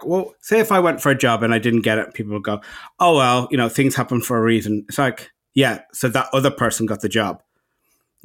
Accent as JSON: {"language": "English", "country": "Ireland", "moved": "yes", "lives_now": "Los Angeles, United States", "said": "And I'm the Irishman"}